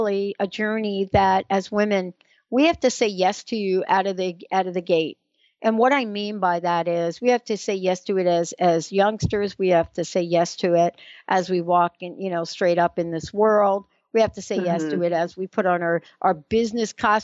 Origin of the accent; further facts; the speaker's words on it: East Coast, United States; we're from the East Coast